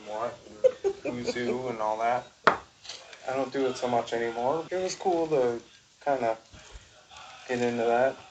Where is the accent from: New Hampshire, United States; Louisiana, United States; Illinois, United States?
Illinois, United States; moved away; I'm from Illinois